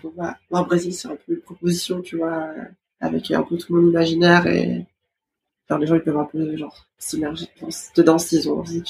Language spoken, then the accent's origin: French; France; je suis née à, en France, mais dans une famille brésilienne, enfin, toute ma famille est brésilienne.